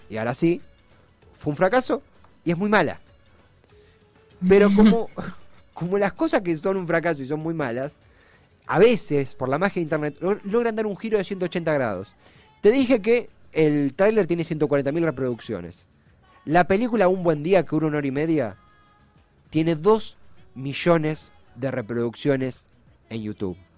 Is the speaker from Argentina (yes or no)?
yes; Argentina; Yo también soy argentino, hincha de boca.